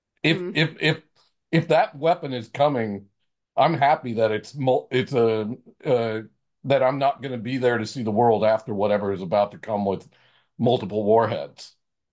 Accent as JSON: {"language": "English", "town": "Colorado Springs", "region": "Colorado", "country": "United States", "tie": "born or raised there", "said": "I grew up in Colorado Springs"}